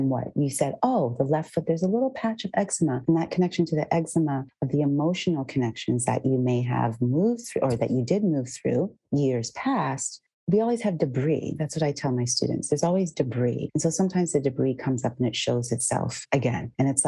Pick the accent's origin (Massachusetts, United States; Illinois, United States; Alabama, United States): Massachusetts, United States; I grew up in Massachusetts as well.